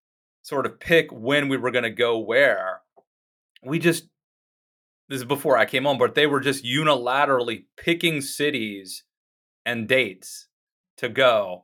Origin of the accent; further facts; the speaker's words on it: Western Maryland, United States; remember, I'm from Western Maryland.